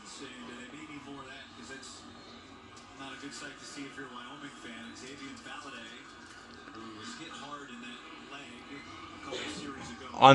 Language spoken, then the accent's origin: English; Wyoming, United States; This is where I'm from, guys. This is my home state playing right now.